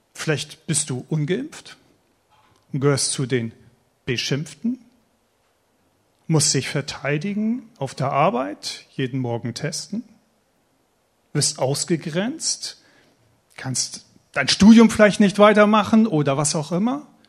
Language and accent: German; Eckernförde, Schleswig-Holstein, Germany; also born or lived in Stade / Schorndorf; now in Baden, Germany; ich komme ursprünglich aus Eckernförde, oberhalb von Kiel, Eckernförder Bucht, wunderschönes Schleswig-Holstein